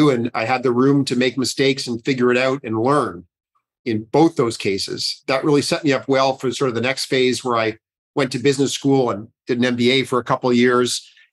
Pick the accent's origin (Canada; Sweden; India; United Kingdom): Canada; Ottawa, Ontario; I grew up in Ottawa